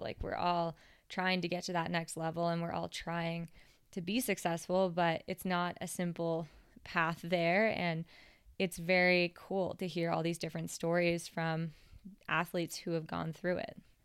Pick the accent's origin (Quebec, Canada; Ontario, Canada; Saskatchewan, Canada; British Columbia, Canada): British Columbia, Canada; Whistler; being from Whistler, it's a big mountain